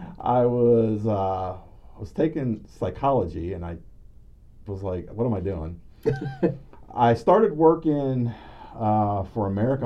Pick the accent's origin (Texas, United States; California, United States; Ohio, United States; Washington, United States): Ohio, United States; also born or lived in Pennsylvania; I was born in Pennsylvania, but I've lived in Ohio most of my life.